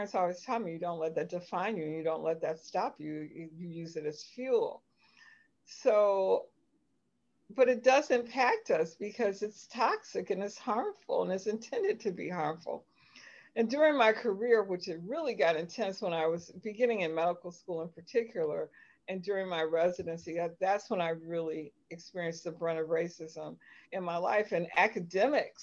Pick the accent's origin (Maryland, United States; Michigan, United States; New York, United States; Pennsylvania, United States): Michigan, United States; Highland Park; And I grew up in Detroit, Michigan, actually Highland Park, Michigan